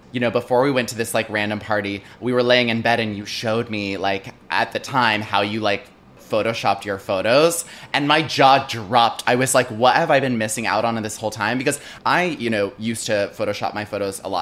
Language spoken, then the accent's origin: English; a Chicago suburb, Illinois, United States; when I was 5 or 6, my parents moved into a suburb.